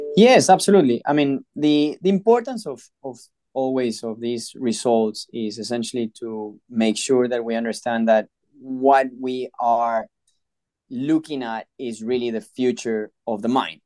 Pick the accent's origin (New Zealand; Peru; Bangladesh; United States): Peru; I was born and raised in Peru